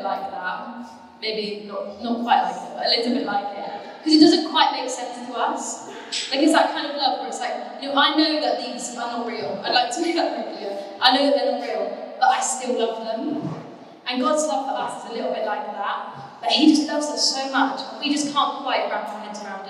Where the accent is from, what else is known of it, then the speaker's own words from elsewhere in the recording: Torquay, South West England, United Kingdom; moved away as an adult; also born or lived in Cardiff; I grew up in the Bay